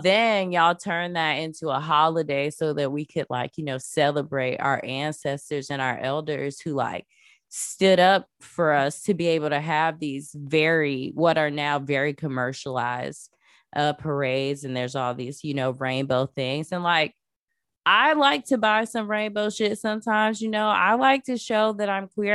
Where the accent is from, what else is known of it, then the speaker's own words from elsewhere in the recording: Florida, United States; I grew up in Florida